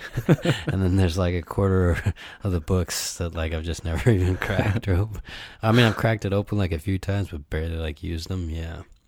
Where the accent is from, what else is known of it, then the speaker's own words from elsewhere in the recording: Ann Arbor, Michigan, United States; moved away as an adult; now in Japan; my hometown in the U.S., Ann Arbor